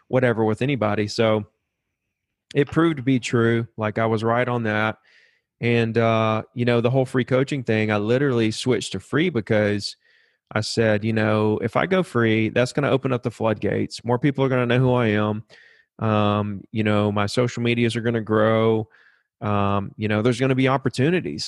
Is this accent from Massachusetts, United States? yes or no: no; Alabama, United States; I grew up here in Alabama